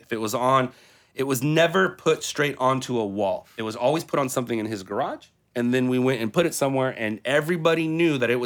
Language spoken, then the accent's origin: English; Southern California, United States; I'm from Southern California